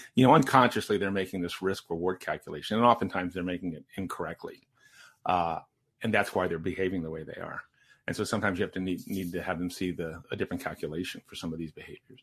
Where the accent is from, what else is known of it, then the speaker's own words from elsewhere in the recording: Maryland, United States; I'm the youngest of five, and I grew up in Maryland